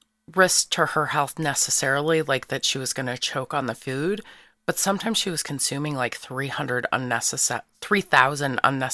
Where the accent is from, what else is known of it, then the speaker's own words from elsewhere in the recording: St. Louis, Missouri, United States; I'm a Capricorn. I'm from South St. Louis, and I'm a stage zero.